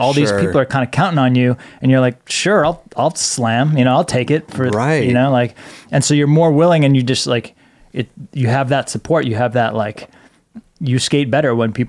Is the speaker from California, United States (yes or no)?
no; Boston, Massachusetts, United States; moved away as an adult; Growing up in Boston